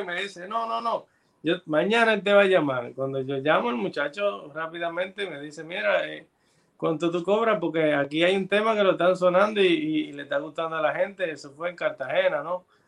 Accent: Santo Domingo, Dominican Republic; de República Dominicana. Eh, nacimos en República Dominicana

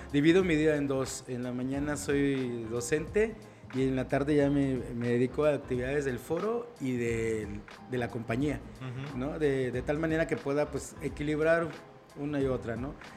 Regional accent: Mexico

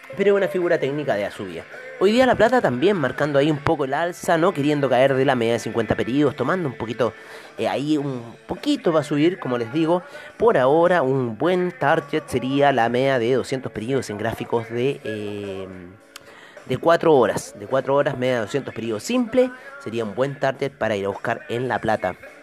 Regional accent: Chile; aquí en mi país

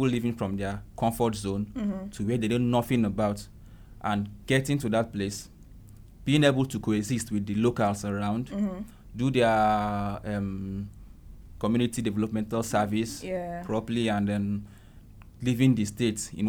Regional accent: Eastern Nigeria, Abia, Nigeria; moved away as an adult; also born or lived in Kaduna / Imo State / Owerri / Port Harcourt; I grew up in the East

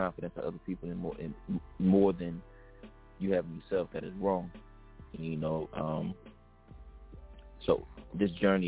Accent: Atlanta, Georgia, United States; moved away as an adult; now in San Diego, United States; I'm from Atlanta, Georgia, living in San Diego

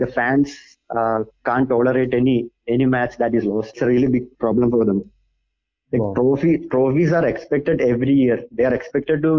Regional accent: Kerala, India; I'm from Kerala

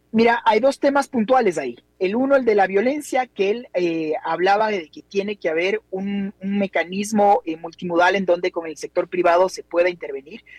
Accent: Ecuador; los ecuatorianos nunca estuvimos acostumbrados a este nivel de violencia

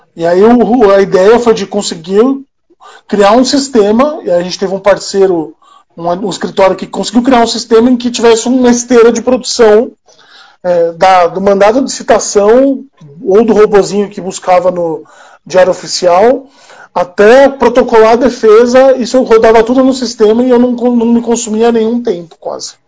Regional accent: São Paulo, Brazil; eu sou de São Paulo

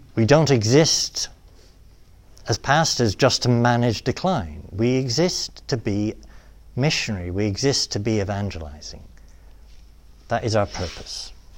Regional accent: England, United Kingdom; accent: British; moved away as an adult; also born or lived in Rome, Italy; now in United States; my mom's from Illinois. My dad's from Britain. They met at Purdue University. Uh, all my life they've lived in England

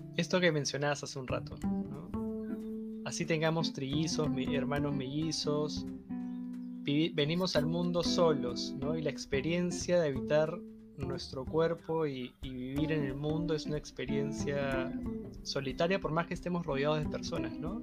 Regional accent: Chaclacayo, Lima, Peru; yo crecí en Chaclacayo

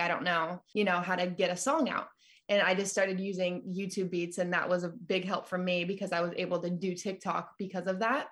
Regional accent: California, United States; also born or lived in Nashville / Colorado / Albuquerque; now in Texas, United States; So I was originally born and raised in California

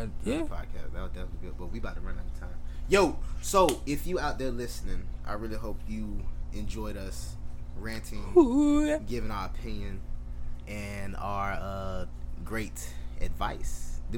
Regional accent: Broward County, Florida, United States; I was born and raised in Broward County. Went to all Broward County schools.

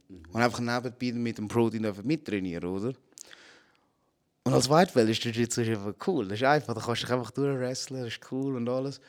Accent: Zurich, Switzerland; also born or lived in Philippines / Altstetten; ich bin auf den Philippinen geboren, aber mit sechs Monaten äh, bin ich mit der Mutter da gekommen und mein Vater war halt schon da am Arbeiten. Gewesen. Und da aufgewachsen in Zürich. Friesenberg.

